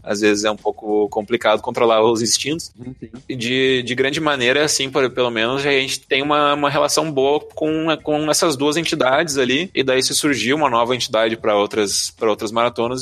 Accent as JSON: {"language": "Portuguese", "region": "Rio Grande do Sul", "country": "Brazil", "said": "eu sou do Rio Grande do Sul"}